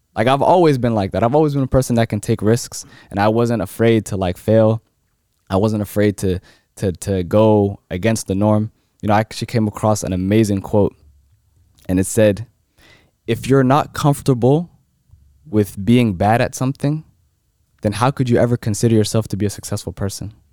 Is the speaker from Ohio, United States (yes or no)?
no; Silver Spring, Maryland, United States; I'm from Maryland